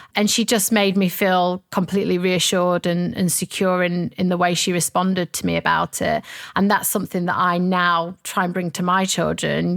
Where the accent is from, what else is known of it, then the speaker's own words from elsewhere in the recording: Sheffield, Yorkshire and the Humber, United Kingdom; I have lots of fond memories of growing up in Sheffield.